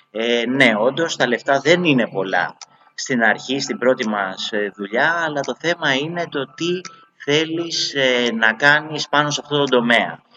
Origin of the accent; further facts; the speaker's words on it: Patras, Western Greece, Greece; now in Athens, Greece; Από χωριό είμαι βασικά, από Πάτρα είμαι, ένα χωριό την Πάτρα. Και ήρθαμε και ο πατέρα μου ο Τσούλη άνοιξε μια πιτσαρία στην Αθήνα, στο Εγάλεο.